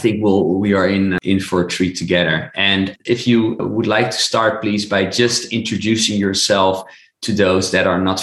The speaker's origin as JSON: {"language": "English", "country": "Netherlands", "said": "I'm from the Netherlands in Europe"}